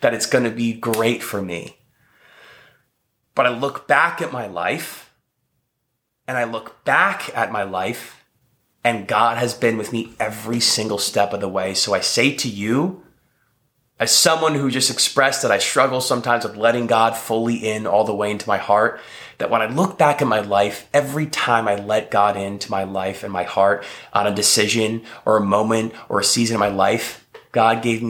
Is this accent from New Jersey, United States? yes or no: yes; New Jersey, United States; moved away as an adult; also born or lived in New York; now in Texas, United States; I'm living in Texas. I grew up in New Jersey. I was living in New York when I met my wife.